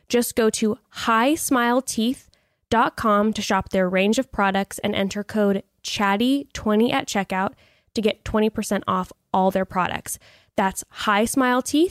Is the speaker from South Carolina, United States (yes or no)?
no; Dana Point, California, United States; moved away; also born or lived in Laguna Beach, California; I was living in Dana Point right outside of Laguna Beach when they were filming the first season of Laguna Beach